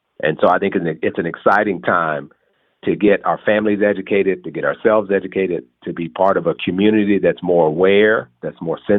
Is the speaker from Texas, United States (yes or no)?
yes; Texas, United States; I grew up in Texas.